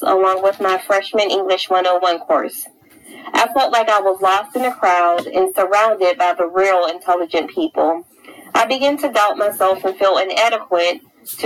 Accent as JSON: {"language": "English", "region": "Pennsylvania", "country": "United States", "tie": "born or raised there", "said": "I grew up in Chaseville, Pennsylvania in the 90s"}